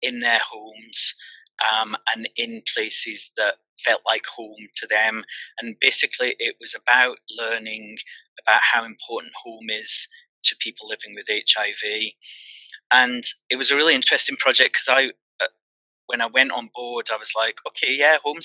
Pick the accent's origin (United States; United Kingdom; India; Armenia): United Kingdom; Glasgow, Scotland; moved away; also born or lived in Brighton; I'm from Glasgow originally